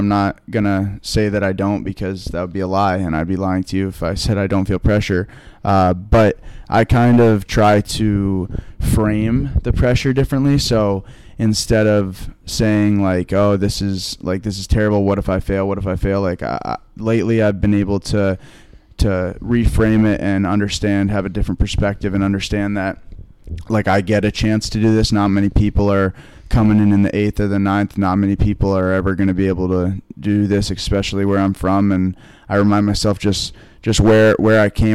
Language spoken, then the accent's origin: English; Vermont, United States; moved away as an adult; now in Boston, United States; I'm away from Vermont more. Yeah. Like back home, I live on a farm